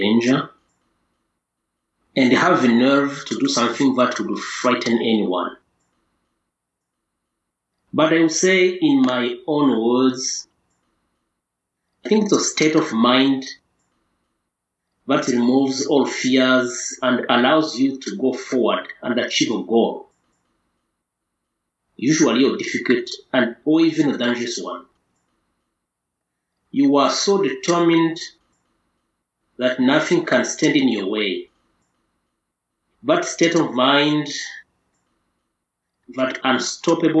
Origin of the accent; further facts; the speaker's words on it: Southern Province, Rwanda; when I was a child, I used to visit my great-grandmother several kilometers from my hometown in the south